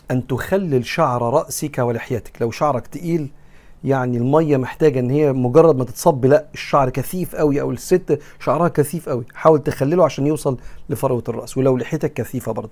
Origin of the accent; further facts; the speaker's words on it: Egypt; زي ما بنقول احنا كمصريين